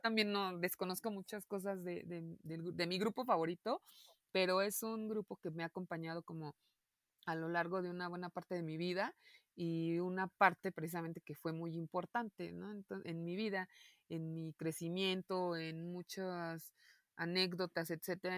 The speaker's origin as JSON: {"language": "Spanish", "country": "Mexico"}